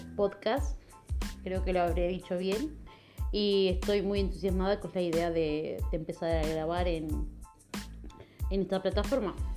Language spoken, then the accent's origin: Spanish; Argentina; now in Spain; soy argentina, vivo en España.